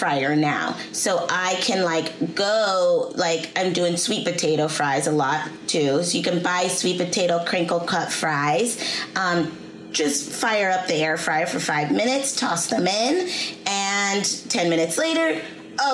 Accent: Seattle, Washington, United States; I'm from Seattle.

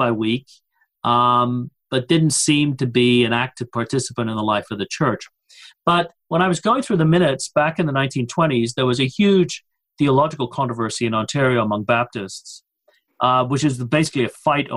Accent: Coventry, West Midlands, United Kingdom; born or raised there; now in Louisville, United States

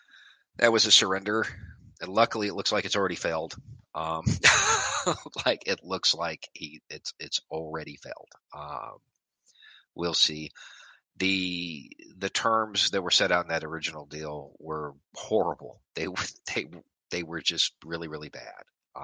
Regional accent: Tennessee–Kentucky border, United States; I moved around a lot, a whole lot. So I grew up mostly on the Tennessee-Kentucky line, though.

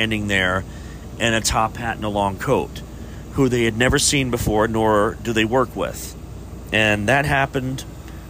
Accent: Chillicothe, Ohio, United States; Chillicothe is my hometown

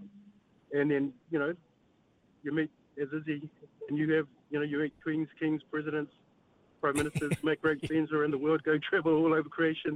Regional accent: New Zealand; proud to be, a Kiwi boy

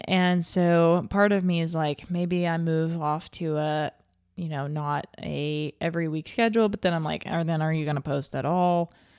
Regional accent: Little Rock, Arkansas, United States; my my home town of Little Rock

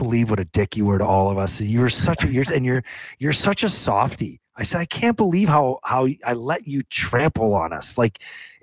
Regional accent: St. Catharines, Ontario, Canada; I grew up in St. Catharines, which is 45 minutes from Buffalo.

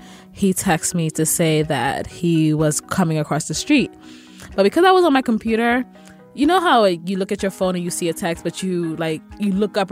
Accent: Sierra Leone; I'm Sierra Leonean.

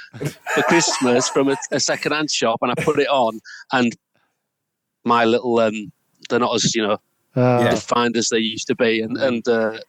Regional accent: Scarborough, Yorkshire and the Humber, United Kingdom; I'm from Scarborough and obviously grew up watching Scarborough and on League Club.

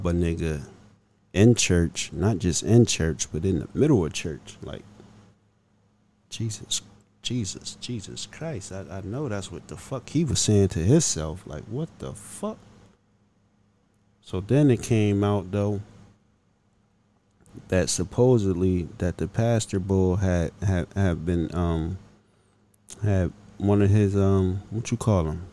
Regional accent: Pennsylvania, United States; this is my home state, you know, not too far from where I live

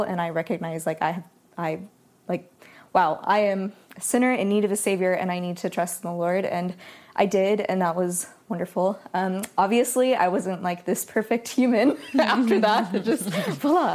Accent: Sacramento, California, United States; I grew up in Sacramento, California

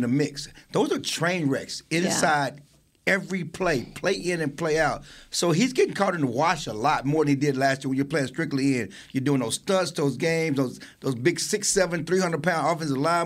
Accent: Texas, United States; I'm from Texas

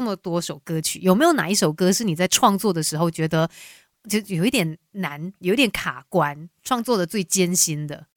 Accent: Malaysia; 我们马来西亚人

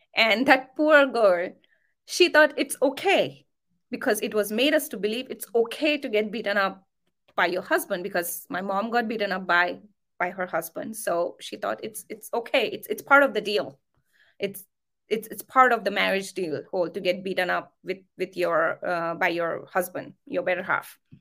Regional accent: near Nagpur, Maharashtra, India; I come from India, uh, Maharashtra. Um, I come from a small, very small town, um, near to a place called Nagpur

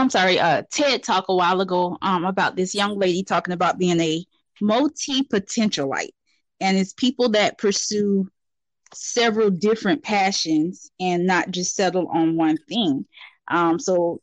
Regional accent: Atlanta, Georgia, United States; Born and raised in Atlanta, Georgia

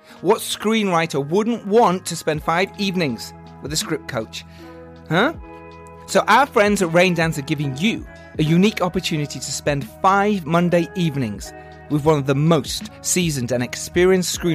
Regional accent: England, United Kingdom; We're English.

